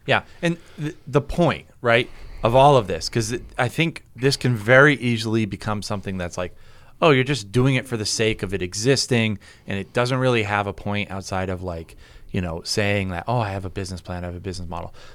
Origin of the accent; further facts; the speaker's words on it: New England, United States; We're from New England.